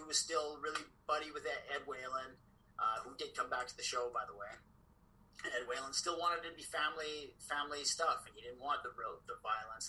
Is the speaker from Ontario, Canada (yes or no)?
no; Saskatoon, Saskatchewan, Canada; I was from Saskatoon